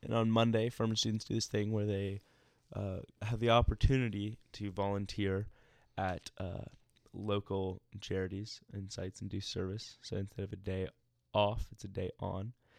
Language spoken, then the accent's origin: English; Atlanta, Georgia, United States; moved away as an adult; now in Greenville, United States; I grew up in Atlanta, and then I moved to Greenville for school